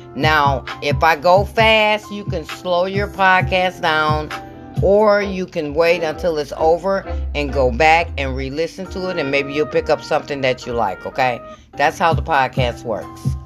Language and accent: English; Michigan, United States; I'm from Michigan